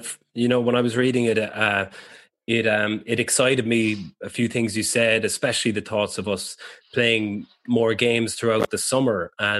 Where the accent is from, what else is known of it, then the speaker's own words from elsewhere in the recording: Ireland; as an Irish person